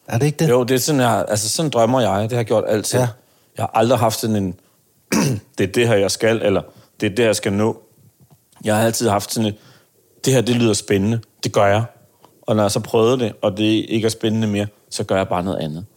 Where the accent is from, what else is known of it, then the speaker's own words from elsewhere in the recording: Aarhus, Central Denmark Region, Denmark; jeg kommer fra Aarhus